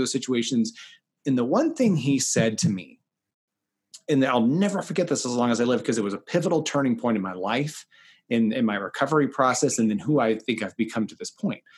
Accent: the South, United States; moved away; also born or lived in Kansas City; I'm from the South originally

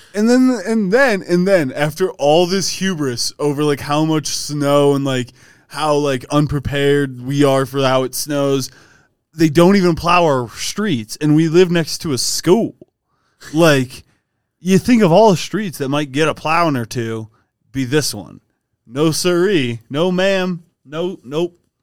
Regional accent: Ohio, United States; now in Colorado, United States; Adam and I, being from Ohio

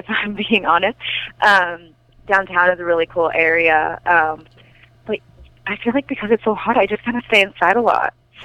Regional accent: Fresno, California, United States; moved away as an adult; now in North Carolina, United States; I'm from California, obviously, Fresno, and it gets really hot there

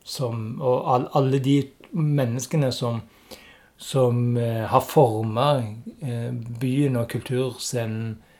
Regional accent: Stavanger, Rogaland, Norway; jeg er jo òg fra Stavanger

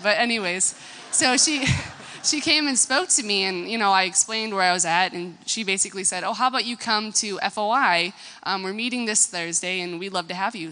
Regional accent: United States; I'm American

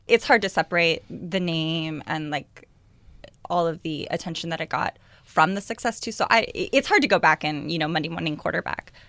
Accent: East Bay, Northern California, United States; I grew up in the East Bay, up in, uh, Northern California.

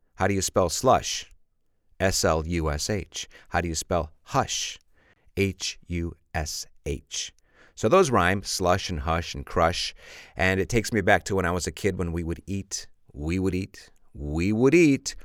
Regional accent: Chicago, Illinois, United States; I'm from Chicago, and we have a lot of slush in Chicago

